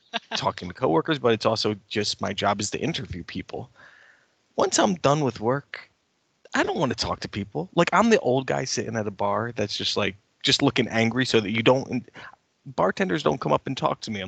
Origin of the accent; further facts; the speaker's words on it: United States; as an American